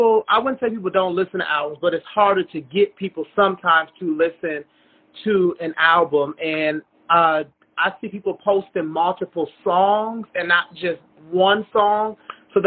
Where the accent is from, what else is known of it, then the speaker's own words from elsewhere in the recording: Minneapolis, Minnesota, United States; I'm from Minneapolis